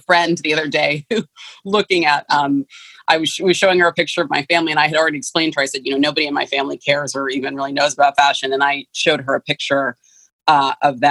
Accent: San Francisco, California, United States; I grew up in San Francisco. I was born and raised in San Francisco County

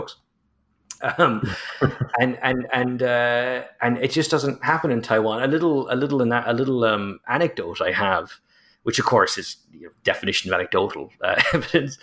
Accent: Ireland; as an Irishman

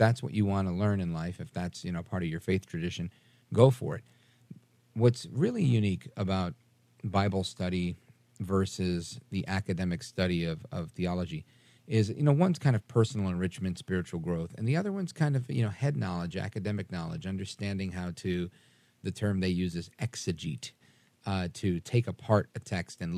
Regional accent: New York City, New York, United States; I was raised Catholic in Brooklyn, New York

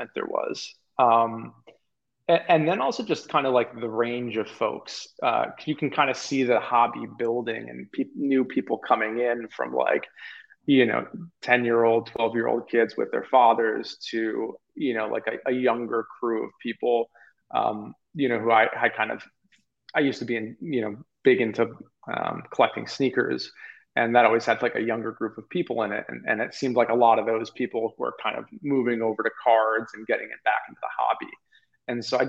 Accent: Maine, United States; also born or lived in Toronto, Canada; I grew up in, although born in Toronto, I grew up in Maine.

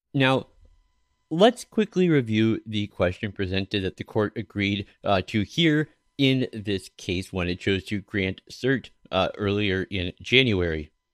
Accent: Minneapolis, Minnesota, United States; my hometown of Minneapolis

